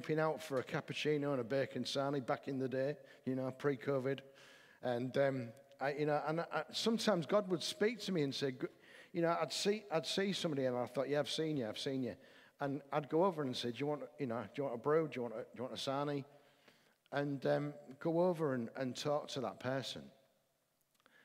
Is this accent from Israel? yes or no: no; the north of England, United Kingdom; I'm a Northerner